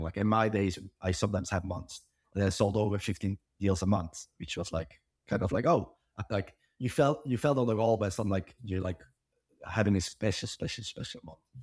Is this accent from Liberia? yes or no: no; Belgium; I'm from Belgium